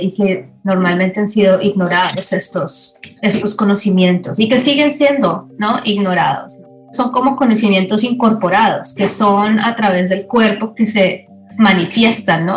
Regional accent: Colombia; now in Los Angeles, United States; soy artista colombiana, residente en Los Ángeles

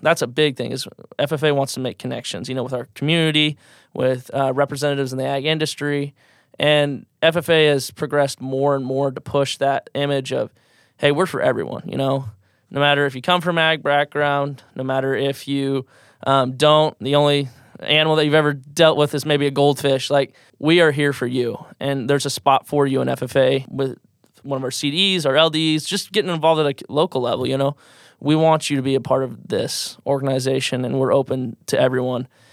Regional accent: Shenandoah, Iowa, United States; I'm originally from Shenandoah, Iowa. So, uh, for those that don't know where Shenandoah is, southwest part of Iowa, Fremont County area, Fremont Page County. Grew up on a row crop, cattle operation

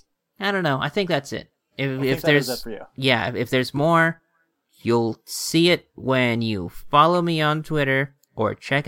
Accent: United States; we are American

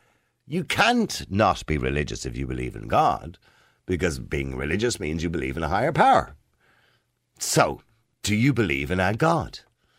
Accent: Ireland; we're Irish and the majority of people in this country would be Catholic.

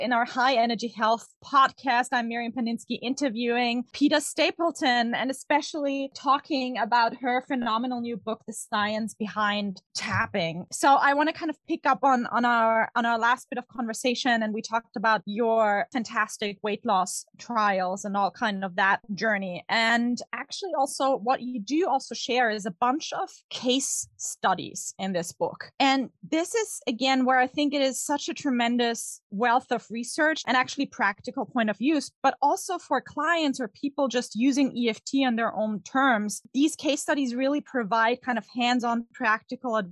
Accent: Vienna, Austria; I'm also from Vienna, which is, you know, pastry heaven

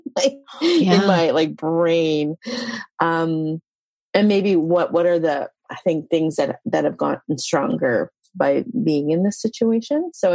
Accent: Yukon, Canada; I'm a Tondekwichin citizen. That's my First Nation. I come from the Yukon

